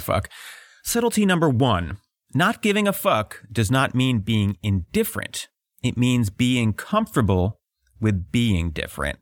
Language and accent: English; outside of Philly, Pennsylvania, United States; I was raised outside of Philly by a contractor